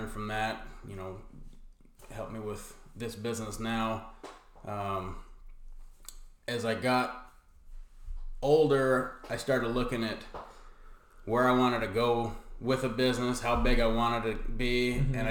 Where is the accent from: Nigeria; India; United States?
United States; Gilbert, Arizona; also born or lived in Safford, Arizona; I grew up in Gilbert for most of my life. Moved there when I was about 10. Was in Safford before that.